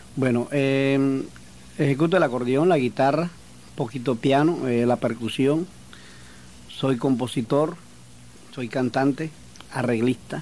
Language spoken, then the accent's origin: Spanish; Sincelejo, Sucre, Colombia; Soy de Cincelejo